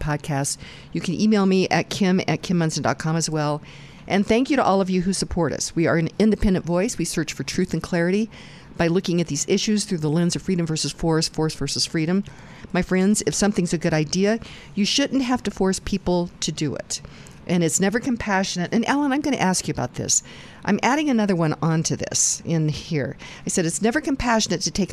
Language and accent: English; Goodland, Kansas, United States; moved away; my hometown, Goodland, Kansas.